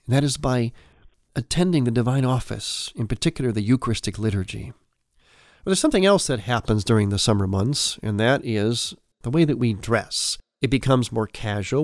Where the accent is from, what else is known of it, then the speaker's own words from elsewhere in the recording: United States; people like me, growing up in America